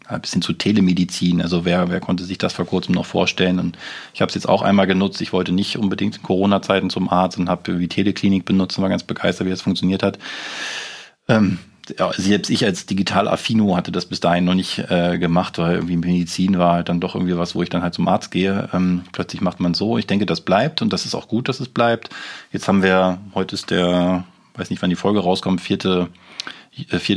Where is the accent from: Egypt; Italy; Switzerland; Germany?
Germany; wir als Deutsche